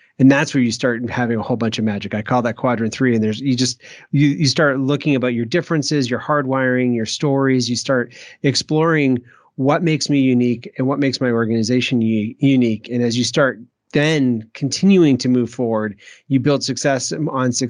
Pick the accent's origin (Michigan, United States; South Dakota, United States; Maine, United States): Maine, United States; when I grew up in Maine there, I can't do the Maine accent